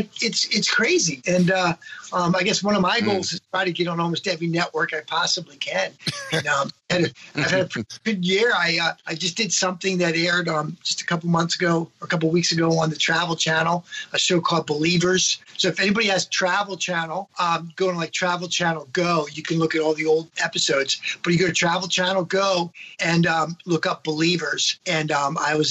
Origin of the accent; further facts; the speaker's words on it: Maryland, United States; moved away; back where I grew up in Maryland